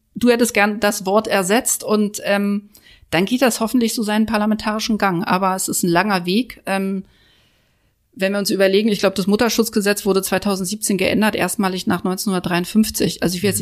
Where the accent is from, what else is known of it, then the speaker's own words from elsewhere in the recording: Berlin, Germany; Und ich als Neuköllnerin ähm, bin ja auch groß geworden in der Hasenheide.